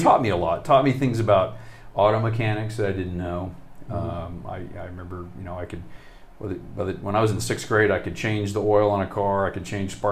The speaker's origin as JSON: {"language": "English", "region": "Texas", "country": "United States", "tie": "born or raised there", "also_born_or_lived": "Charleston, West Virginia", "said": "I'm from Texas because from the time I was a baby, I grew up there"}